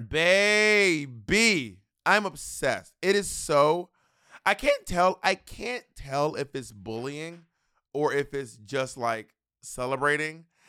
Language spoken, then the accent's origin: English; United States; as an American